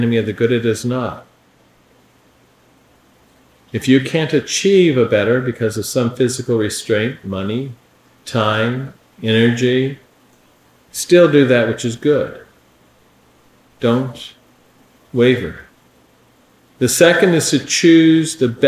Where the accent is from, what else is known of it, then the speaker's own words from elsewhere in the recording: Appalachia, United States; accent: hillbilly; my accent